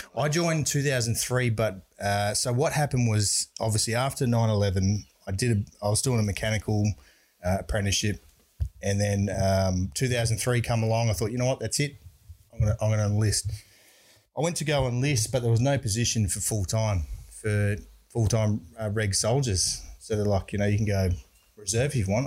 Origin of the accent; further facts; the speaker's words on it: Brisbane, Queensland, Australia; I grew up in Brisbane